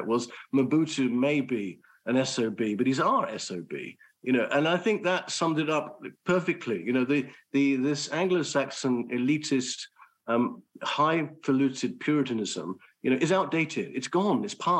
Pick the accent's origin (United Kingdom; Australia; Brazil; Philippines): United Kingdom; I'm a Brit